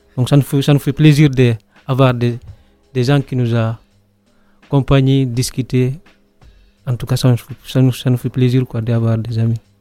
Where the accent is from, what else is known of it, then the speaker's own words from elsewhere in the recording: Guinea; now in Nyon, Switzerland; je viens de Guinée, j'ai 26 ans, j'habite à Nyon